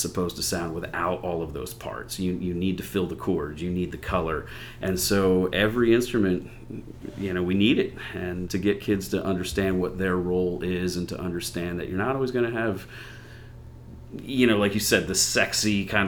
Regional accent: a small town an hour south of Cleveland, Ohio, United States; moved away as an adult; also born or lived in Philadelphia, Pennsylvania; now in Bethlehem, United States; So third grade, moved to Ohio, lived in a very small town, maybe an hour south of Cleveland

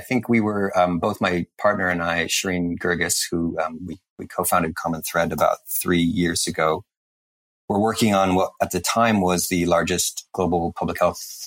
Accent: Canada; I'm Canadian

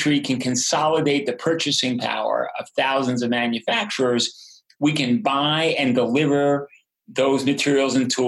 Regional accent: United States; As an American

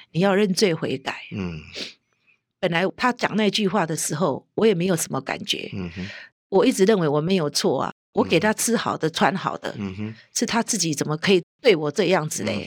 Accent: Taiwan; 我是个本省人

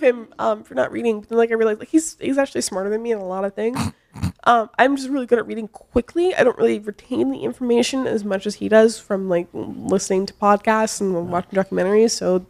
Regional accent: Nashville, Tennessee, United States; also born or lived in St. Louis; now in California, United States; I'm from Nashville.

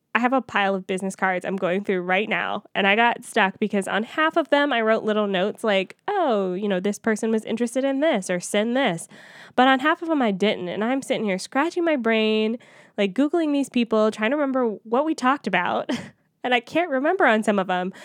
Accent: Atlanta, Georgia, United States; moved away; it's in my hometown

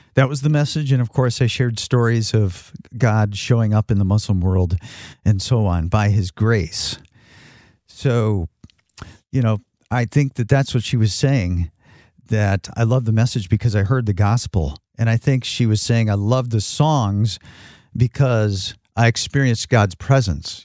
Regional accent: Northern Michigan, United States; also born or lived in Phoenix, Arizona; I'm a Michigan native, Northern Michigan native

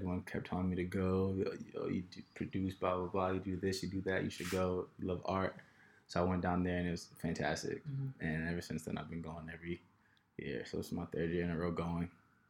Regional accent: New York City, New York, United States; also born or lived in New Jersey; now in New York City, United States; From Queens. Queens. Yes, Queens, New York. Moved to Jersey, recently just moved back to New York.

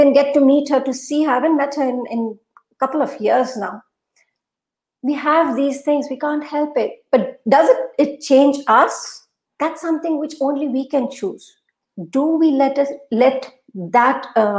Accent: Assam, India; first language Urdu; English is a second language; moved away as an adult; also born or lived in Guwahati, India / Kolkata, India; now in Dubai, United Arab Emirates; I was born and brought up in Assam. In fact, till 2011, I've been in Assam. I've worked in Guwahati.

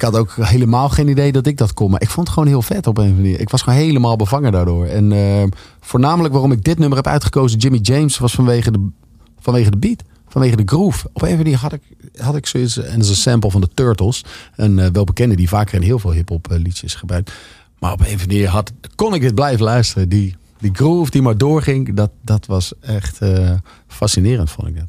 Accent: Leusden, Utrecht, Netherlands; ik kom uit Leusden. Dat is gewoon een Phoenix wijk onder de Phoenix dorp onder de rook van Amersfoort

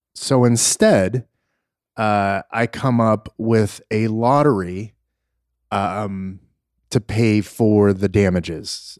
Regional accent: Los Angeles, California, United States; growing up in Los Angeles

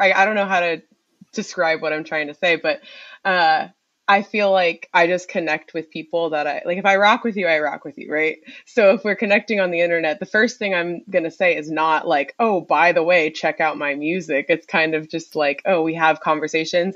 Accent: Durham, North Carolina, United States; moved away as an adult; also born or lived in Ohio / Philadelphia; I'm from Durham. Okay. Um, I was born and raised there, 919 forever

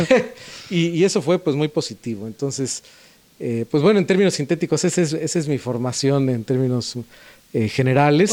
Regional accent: Puebla, Mexico; moved away; yo nací en Puebla

